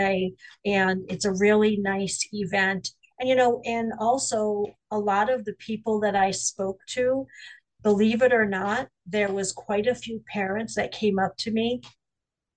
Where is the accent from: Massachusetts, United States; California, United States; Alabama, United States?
Massachusetts, United States; Springfield; back to my hometown, which is in Springfield